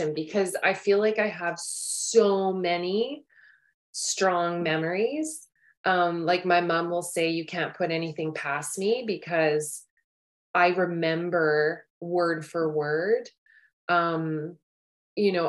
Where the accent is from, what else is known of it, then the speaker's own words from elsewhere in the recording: Cornwall, Ontario, Canada; I grew up in Ontario, in a little town, Cornwall, Ontario, kind of on the border just before you're about to head into Quebec.